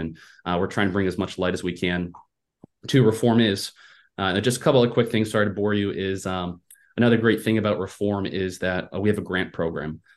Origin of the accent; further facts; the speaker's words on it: Iowa, United States; I was born and raised in Iowa